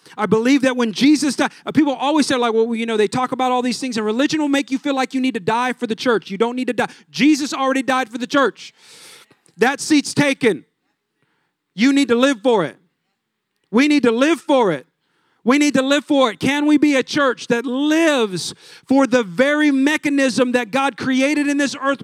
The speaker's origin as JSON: {"language": "English", "region": "California", "country": "United States", "said": "I'm from California. Everything was flip-flops"}